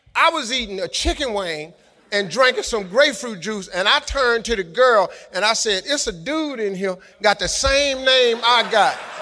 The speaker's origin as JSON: {"language": "English", "town": "Cleveland", "region": "Ohio", "country": "United States", "said": "I'm from Cleveland."}